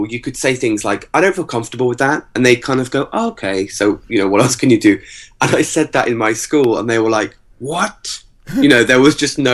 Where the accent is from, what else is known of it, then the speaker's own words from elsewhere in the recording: England, United Kingdom; also born or lived in Virginia Beach, United States; we grew up in England until the age of about 10, then lived in America for 2 years in Virginia Beach